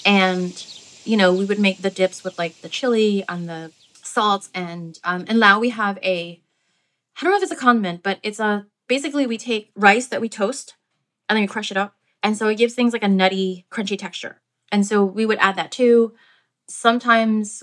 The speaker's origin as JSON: {"language": "English", "town": "Philadelphia", "region": "Pennsylvania", "country": "United States", "tie": "born or raised there", "said": "I grew up mostly in Philadelphia."}